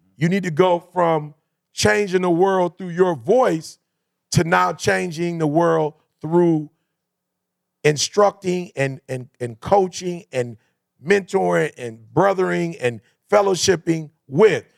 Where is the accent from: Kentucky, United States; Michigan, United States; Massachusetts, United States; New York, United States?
Michigan, United States; Detroit; I come from Detroit